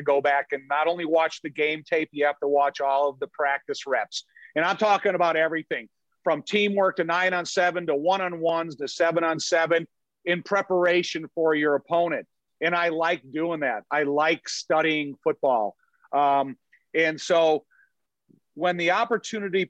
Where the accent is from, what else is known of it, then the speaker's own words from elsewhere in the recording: Joliet, Illinois, United States; I grew up in Joliet my whole life